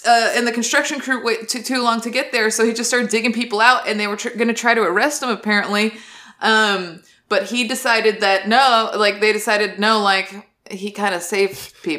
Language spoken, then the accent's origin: English; Southwest, United States; the Southwest. That's where I'm from, is the Southwest.